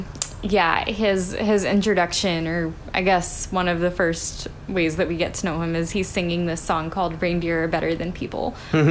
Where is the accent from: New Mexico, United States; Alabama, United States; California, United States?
Alabama, United States; I'm from Alabama. So I never really experienced snow.